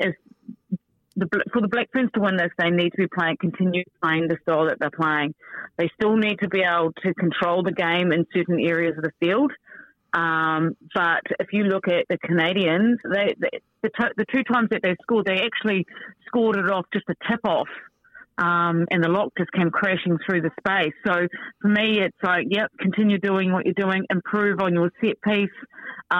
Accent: New Zealand; I'm a Kiwi

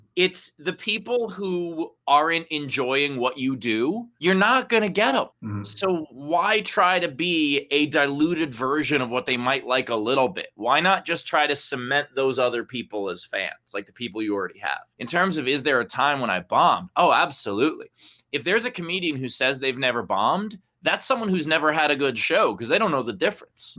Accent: New York City, New York, United States; also born or lived in Forest Hills / Rego Park / Long Island City / Bellerose; So born and raised in uh, well, I guess not born, but raised in uh, Briarwood

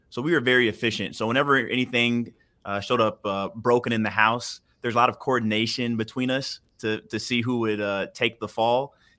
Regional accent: Houston, Texas, United States; also born or lived in Denver; Born and raised in Houston, or actually between Houston and Denver. I was the oldest of six, you know, two blue-collar parents.

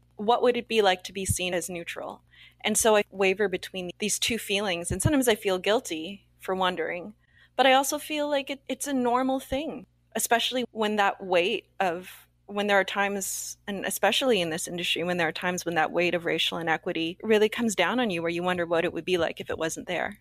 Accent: Canada; we're both Canadian, Asian Canadian actors, producers, writers working up here

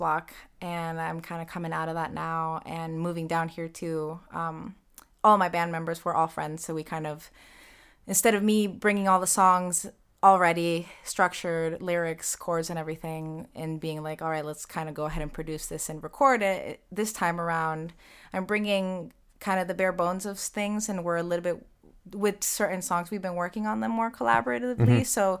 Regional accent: Northeast, United States; now in Nashville, United States; Yeah, so we're all from the Northeast.

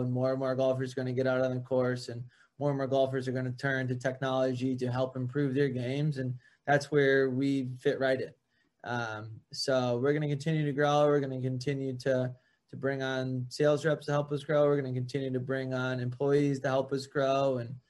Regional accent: Boston, Massachusetts, United States; So MJ, Tiger, and then I'm from Boston. It's gotta be Brady.

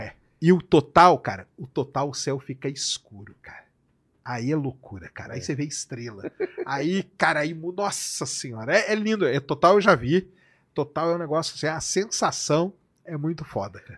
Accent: Brazil; eu sou brasileiro

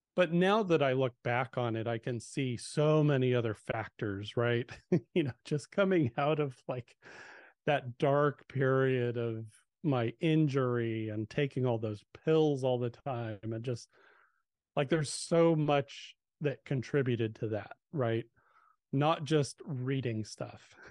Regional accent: Southern California, United States; I, I grew up in Southern California

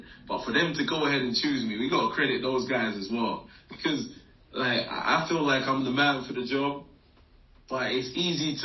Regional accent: England, United Kingdom; also born or lived in West Africa; Growing up in England till age 10, my dad got a job in West Africa, moved out to West Africa at 10 till 13, learned a bit of French, went to an American school.

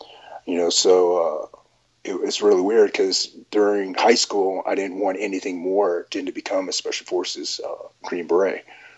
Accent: Vietnam; born there; Ronin Tactics. You know, just a little bit about myself. I was born in Vietnam. I had a rough start in life.

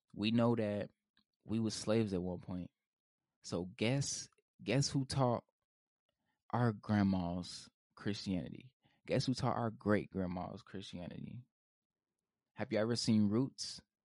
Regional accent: Indianapolis, Indiana, United States; I'm from Indianapolis, Indiana

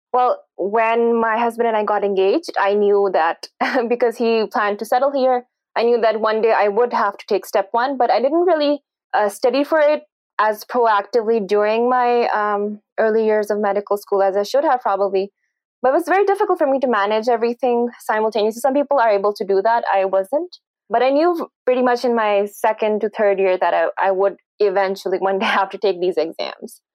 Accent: Pakistan; I did my uh, medical education from Pakistan, and I'm originally from Pakistan.

